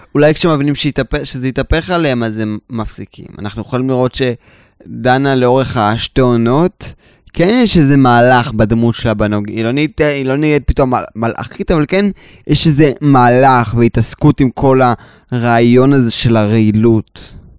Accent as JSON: {"language": "Hebrew", "town": "Tel Aviv", "region": "Tel Aviv District", "country": "Israel", "tie": "born or raised there", "said": "ואני גדלתי בתל אביב, עדיין"}